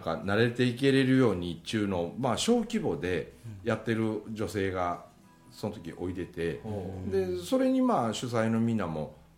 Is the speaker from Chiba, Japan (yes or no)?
no; Mie, Japan; 僕のその生まれ故郷の大杉谷というあの山奥